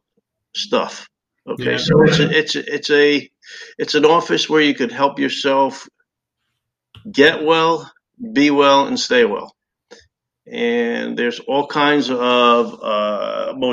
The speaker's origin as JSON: {"language": "English", "region": "New Jersey", "country": "United States", "moved": "as an adult", "lives_now": "Naples, United States", "said": "I'm from New Jersey, and I was practicing there well over 30 years as well"}